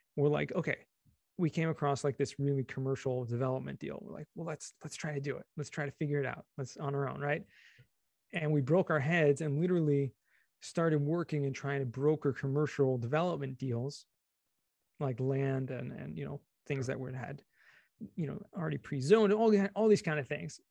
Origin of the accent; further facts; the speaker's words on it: Los Angeles, California, United States; also born or lived in San Diego / Israel; I grew up in California, Southern California, actually, you're in, in L